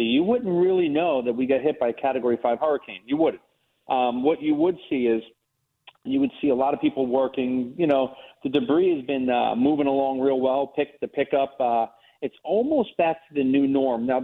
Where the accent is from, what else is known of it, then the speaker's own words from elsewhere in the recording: New York, United States; moved away as an adult; also born or lived in Fort Myers area, Florida; now in Florida, United States; I grew up in New York